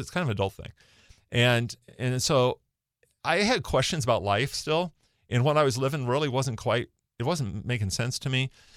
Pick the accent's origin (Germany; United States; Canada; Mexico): United States; Bellevue, Washington; I grew up in Bellevue. So I, I grew up in Newport Hills, uh, w, uh, graduated from Newport High School. So kinda local